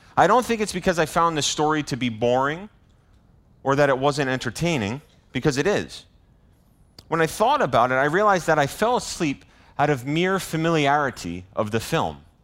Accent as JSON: {"language": "English", "town": "Bristol", "region": "Rhode Island", "country": "United States", "tie": "born or raised there", "moved": "yes", "said": "my hometown of Bristol"}